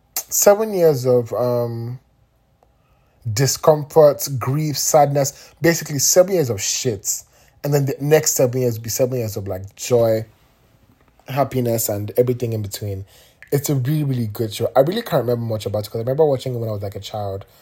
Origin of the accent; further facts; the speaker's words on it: Nigeria; I'm Nigerian